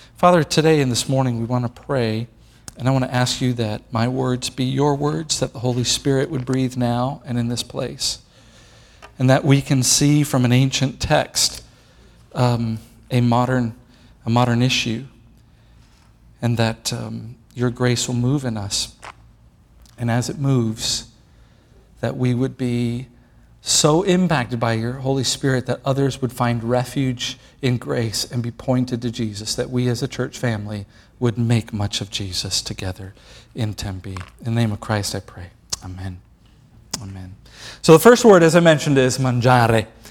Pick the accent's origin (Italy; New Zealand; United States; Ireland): Italy; I come from Italy, and Italy's Roman Catholic